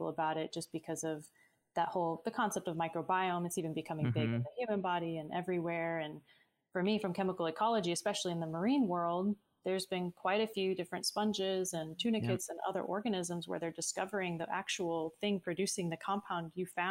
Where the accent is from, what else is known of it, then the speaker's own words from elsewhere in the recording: Sarasota, Florida, United States; now in Tampa, United States; my hometown in Sarasota and Bradenton area